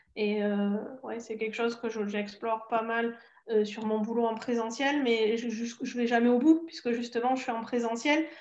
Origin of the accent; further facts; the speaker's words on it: the South, southern France, France; accent: southern; j'ai l'accent du sud aussi, et je pense pas tout à fait du sud